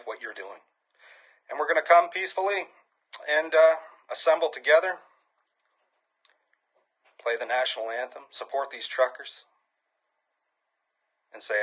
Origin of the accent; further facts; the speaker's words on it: New Brunswick, Canada; I'm a Canadian from New Brunswick